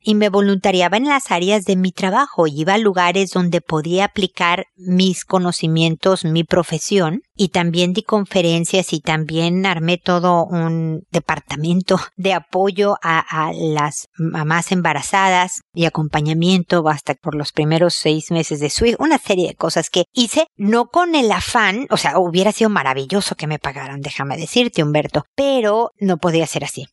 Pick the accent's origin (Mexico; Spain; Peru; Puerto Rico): Mexico; moved away as an adult; also born or lived in United States; El trabajo que tenía en México, somos nosotros mexicanos, le dieron una transferencia a Estados Unidos